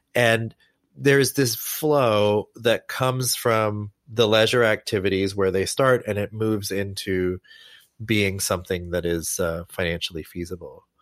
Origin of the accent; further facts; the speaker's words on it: Lawrence, Kansas, United States; I grew up, I grew up in Lawrence, Kansas